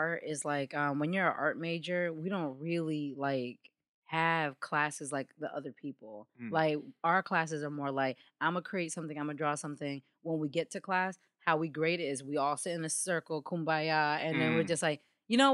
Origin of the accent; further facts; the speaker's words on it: Hartford, Connecticut, United States; I grew up in the south end of Hartford